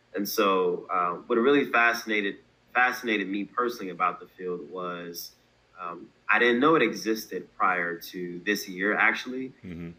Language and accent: English; Baltimore, Maryland, United States; also born or lived in Delaware; originally I'm from Baltimore, Maryland. Um, born in Delaware, but raised primarily in Baltimore.